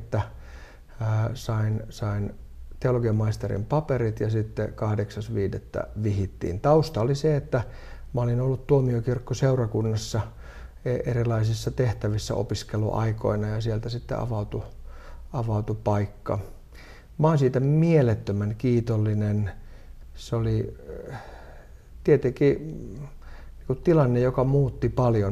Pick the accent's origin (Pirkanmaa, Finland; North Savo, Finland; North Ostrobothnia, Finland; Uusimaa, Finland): Uusimaa, Finland; Helsinki; Mä olen siis Itä-Helsingistä kotoisin